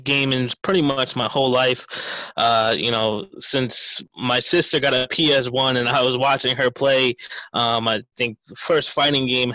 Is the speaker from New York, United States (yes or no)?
yes; Ronkonkoma, New York, United States; I was born and raised in Long Island, so specifically Ronkonkoma